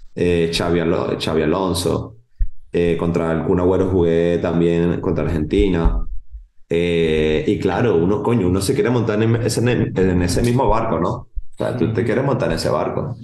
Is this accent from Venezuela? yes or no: yes; Venezuela; moved away as an adult; now in Barcelona, Spain; soy venezolano, amo mi país